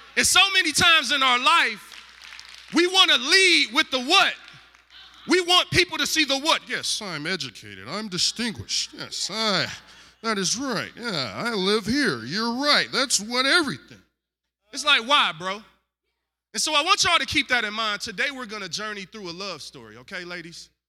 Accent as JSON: {"language": "English", "town": "Detroit", "region": "Michigan", "country": "United States", "said": "I'm light-skinned and I'm from the East Side"}